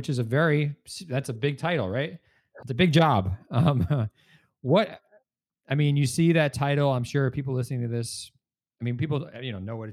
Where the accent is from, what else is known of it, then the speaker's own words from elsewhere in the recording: New Jersey, United States; I grew up there too. Not New Hampshire, but another New Jersey